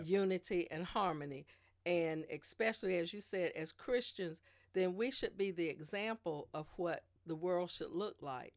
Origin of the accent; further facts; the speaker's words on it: Spring Lake, North Carolina, United States; also born or lived in Germany / Columbia, South Carolina; I was born here in Spring Lake, well, in Fayetteville, North Carolina. I'm from Spring Lake. Uh, b, been in Spring Lake all my life as a child up into, uh, through college.